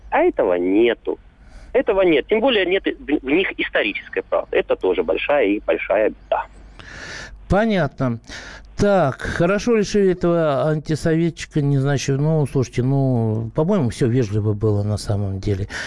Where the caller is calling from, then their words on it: Belgorod, Belgorod Oblast, Russia; Я из Белгорода.